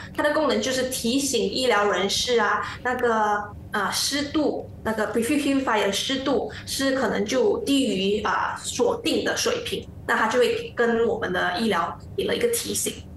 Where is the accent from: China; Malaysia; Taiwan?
Malaysia; 我们马来西亚人比较 喜欢我们本土的自己制造商呢